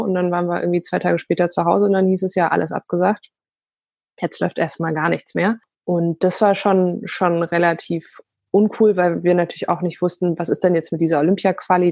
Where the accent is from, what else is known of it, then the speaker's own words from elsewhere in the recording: Bayreuth, Bavaria, Germany; first language Polish; German is a second language; ich bin äh, in Bayreuth geboren